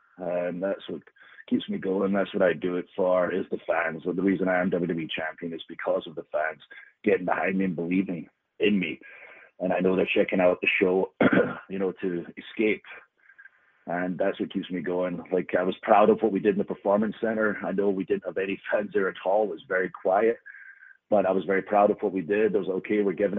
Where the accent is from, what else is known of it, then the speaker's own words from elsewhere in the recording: Scotland, United Kingdom; being Scottish gives me the upper hand, where we just love fighting in any situation, generally in a bar.